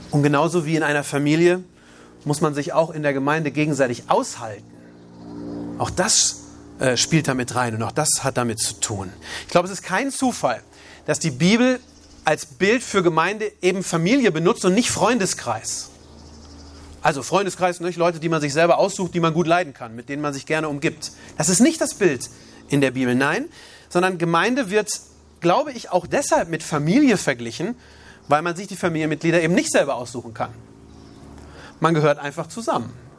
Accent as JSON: {"language": "German", "country": "Germany", "also_born_or_lived": "Uganda", "said": "als Deutscher"}